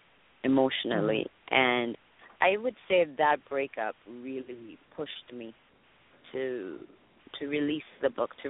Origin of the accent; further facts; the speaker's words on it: Miami, Florida, United States; also born or lived in Dominican Republic; now in Los Angeles, United States; I'm Dominican. I was born in Dominican Republic. and I was raised in Miami